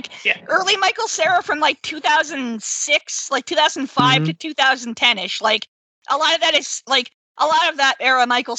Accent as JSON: {"language": "English", "country": "Canada", "said": "I'm a Canadian"}